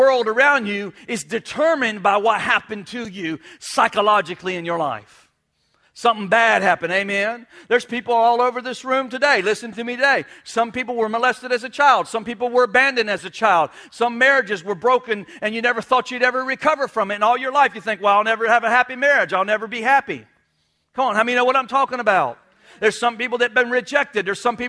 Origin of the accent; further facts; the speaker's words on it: New York, United States; Well, that's how we roll in South Florida. I'm a Yankee. I'm a rebel. I'm from New York. I'm from New York.